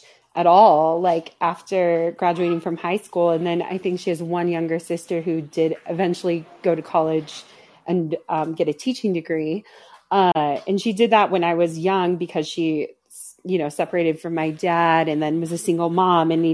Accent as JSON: {"language": "English", "region": "Washington", "country": "United States", "tie": "born or raised there", "also_born_or_lived": "Utah", "moved": "as an adult", "said": "I grew up in Washington State, but then I went to school in Utah at BYU"}